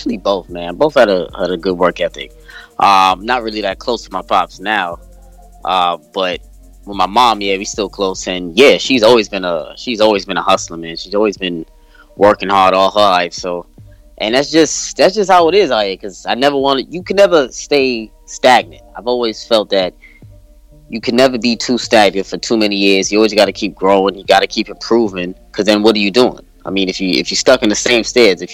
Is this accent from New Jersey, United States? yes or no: no; New York City, New York, United States; I grew up in Brooklyn, New York, Flatbush, Brooklyn, New York. Still live over here. Been here my whole life